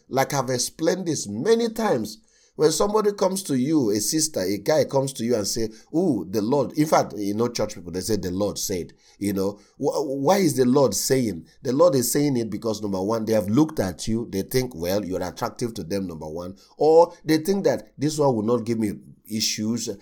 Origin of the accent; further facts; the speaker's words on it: Nigeria; I come from Nigeria.